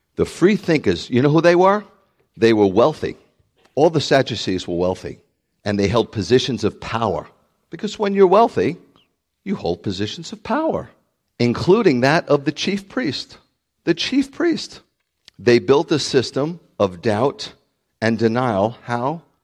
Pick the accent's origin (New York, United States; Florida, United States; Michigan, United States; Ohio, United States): New York, United States; New York City; I'm from the Bronx